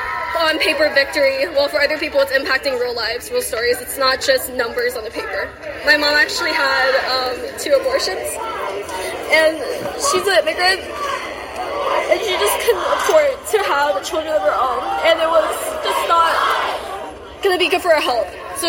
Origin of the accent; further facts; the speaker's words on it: Kentucky, United States; I'm from Kentucky